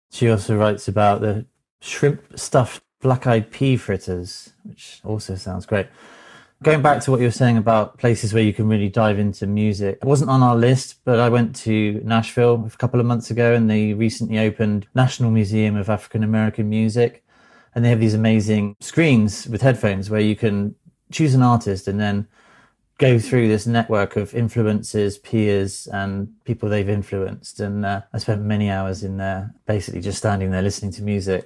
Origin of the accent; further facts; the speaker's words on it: United Kingdom; now in Thousand Oaks, United States; I'm a Brit